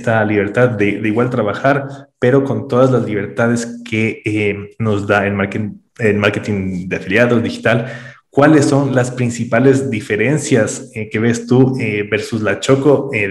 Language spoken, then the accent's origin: Spanish; Quito, Pichincha, Ecuador; Claro, yo soy de Quito también.